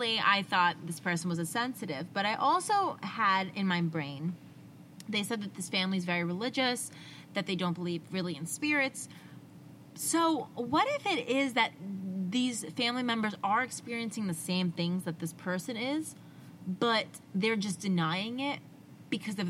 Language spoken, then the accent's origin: English; New Jersey, United States; I'm from Jersey. I say coffee and dog